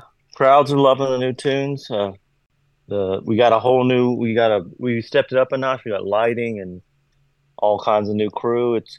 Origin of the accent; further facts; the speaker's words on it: Kentucky, United States; Must be because I'm from Kentucky or something.